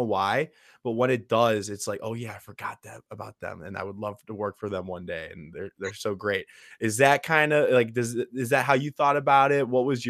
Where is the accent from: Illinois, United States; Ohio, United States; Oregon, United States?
Illinois, United States; Chicago; I'm from Chicago.